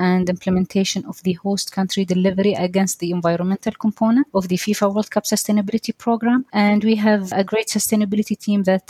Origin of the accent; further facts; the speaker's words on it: Doha, Qatar; I am a Qatari engineer. I was born and raised here in Doha.